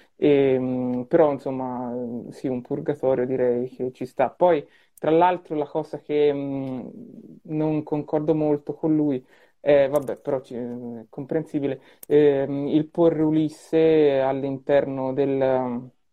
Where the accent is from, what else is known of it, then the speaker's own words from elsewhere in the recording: Tuscany, Italy; io da toscano